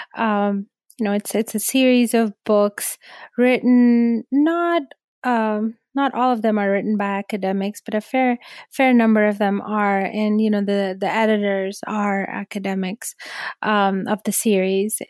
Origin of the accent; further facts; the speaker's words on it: Karachi, Sindh, Pakistan; moved away as an adult; now in United States; originally from Karachi, from Pakistan. And, I grew up there and then I had an arranged marriage, came to the U.S.